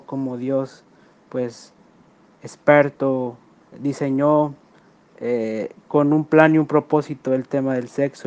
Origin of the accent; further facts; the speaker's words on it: Ciudad Valles, San Luis Potosí, Mexico; soy de Ciudad Valle, San Luis Potosí.